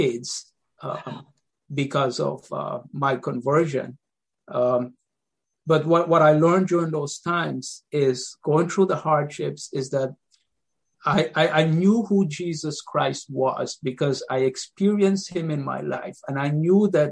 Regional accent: Guyana; now in Queens, New York, United States; I come from Guyana, South America. That's where I was born.

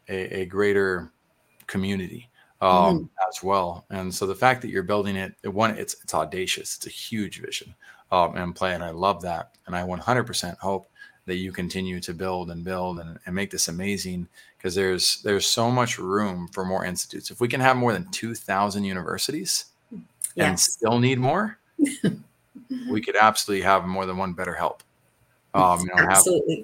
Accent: Texas, United States; as a Texan

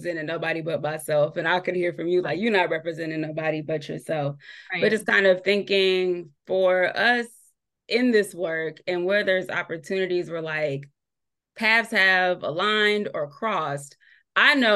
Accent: San Diego, California, United States; moved away as an adult; now in Virginia, United States; growing up in San Diego

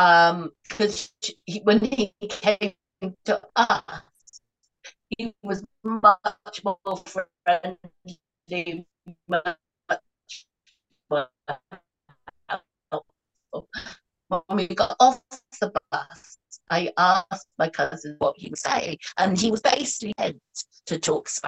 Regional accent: England, United Kingdom; as an English person

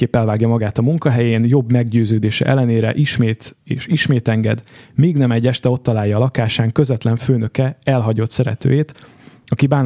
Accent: Budapest, Hungary

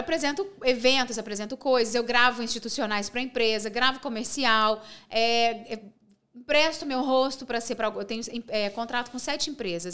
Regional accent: Pains, Minas Gerais, Brazil; also born or lived in Divinópolis; eu sou de País, que é uma cidade do interior, uma cidade bem pequenininha, que tem 8 mil habitantes. Sim. Eu morei em Pains até meus 19 anos

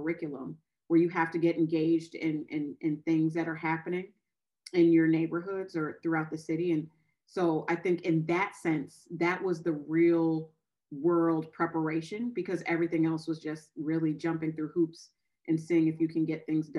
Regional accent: Midwest, United States; moved away as an adult; now in Oakland, United States; grew up in the Midwest from a very small town

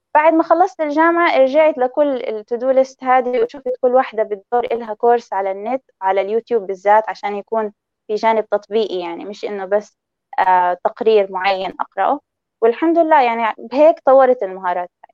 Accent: Palestine; هويتي أنا فلسطينية مش إسرائيلية

